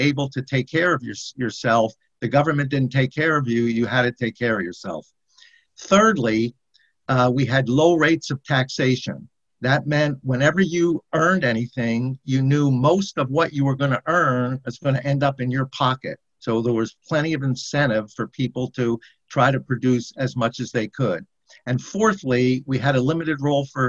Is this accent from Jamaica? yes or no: no; United States